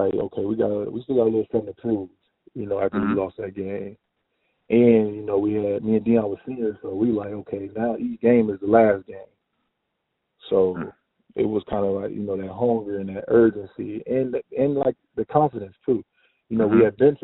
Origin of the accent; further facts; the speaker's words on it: Cincinnati, Ohio, United States; me being from Cincinnati